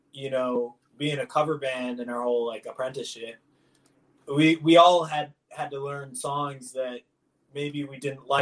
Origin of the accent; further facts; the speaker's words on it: Michigan, United States; I'm from Michigan